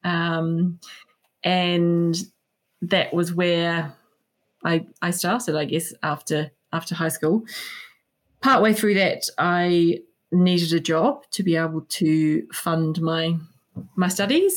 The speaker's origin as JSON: {"language": "English", "country": "New Zealand", "tie": "born or raised there", "moved": "as an adult", "lives_now": "United Kingdom", "said": "I grew up in New Zealand, surrounded by beautiful produce"}